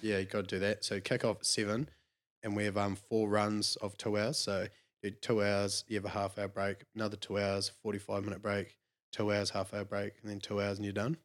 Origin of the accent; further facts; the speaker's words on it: Clinton, Otago, New Zealand; I'm from Clinton, twenty minutes south about Clutha. Yeah, yeah. Yeah. So live, grew up there, went to school there